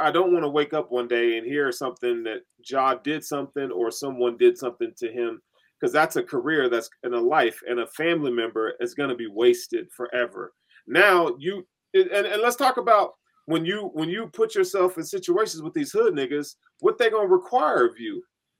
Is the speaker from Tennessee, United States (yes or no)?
yes; Chattanooga, Tennessee, United States; I grew up in that, like, in Tennessee, you know, I grew up in Chattanooga, New war zone, dog.